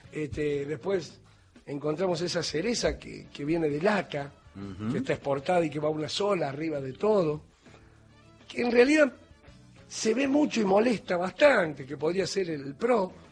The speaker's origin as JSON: {"language": "Spanish", "town": "Morón", "region": "Buenos Aires Province", "country": "Argentina", "tie": "born or raised there", "said": "Yo nací en Morón."}